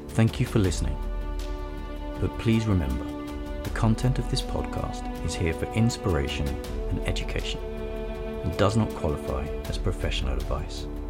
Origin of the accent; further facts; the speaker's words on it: London, United Kingdom; I grew up in North London, England, in a humble, loving family